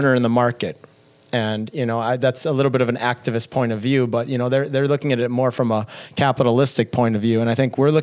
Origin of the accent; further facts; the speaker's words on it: Madison, Wisconsin, United States; She worked at the same hospital for 35 years, the same one I was born in Madison, Wisconsin, St. Mary's